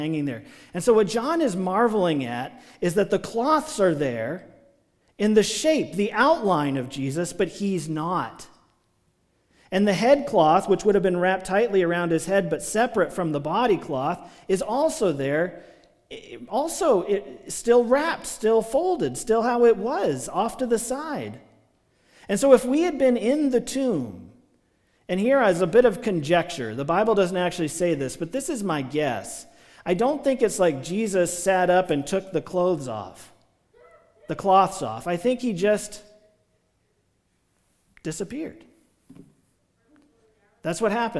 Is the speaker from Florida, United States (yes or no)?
no; Maryland, United States; moved away; when I was a kid growing up in Maryland